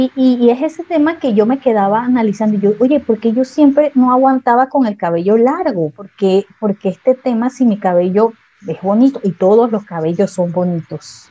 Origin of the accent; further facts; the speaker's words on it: Panama; como buena panameña yo tengo de todos lados